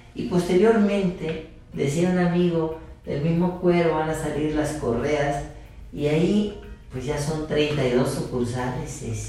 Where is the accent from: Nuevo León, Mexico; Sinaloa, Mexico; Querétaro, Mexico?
Sinaloa, Mexico; Guasave; Soy originario de Guasave, Sinaloa, y mi vocación de médico primero nace alrededor de mis 14 años de edad